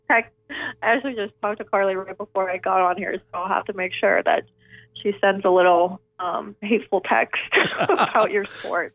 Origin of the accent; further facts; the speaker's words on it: Pittsburgh, Pennsylvania, United States; I'm from Pittsburgh